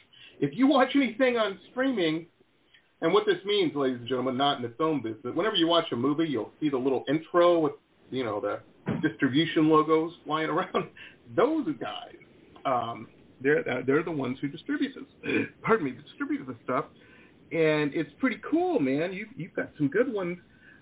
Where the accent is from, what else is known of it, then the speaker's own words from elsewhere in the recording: Midwest, United States; now in California, United States; When I first moved out to California, growing up in the Midwest, everybody I knew was a musician.